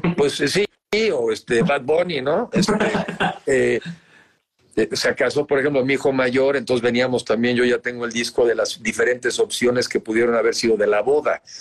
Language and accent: Spanish; Mexico; also born or lived in United States; soy ciudadano, soy mexicano arriba de 18 años